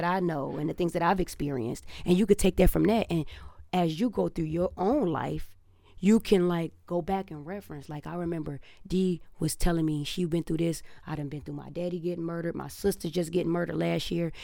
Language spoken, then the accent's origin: English; Detroit, Michigan, United States; now in Los Angeles, United States; I came from Detroit